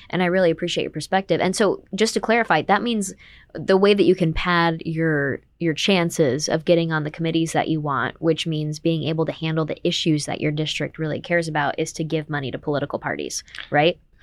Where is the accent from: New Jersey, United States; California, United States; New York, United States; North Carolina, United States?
New York, United States; Saratoga Springs; I'm from Saratoga